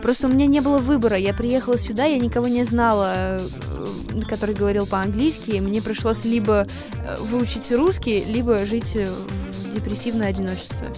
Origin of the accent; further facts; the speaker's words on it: United States; first language English; Russian is a second language; moved away as an adult; now in Russia; хотя английский это мой родной язык, я так привыкла говорить и, думать по-русски